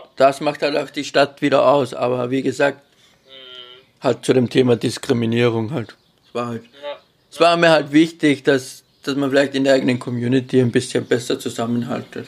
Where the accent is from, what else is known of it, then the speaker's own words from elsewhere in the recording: Austria; weil ich aus Österreich.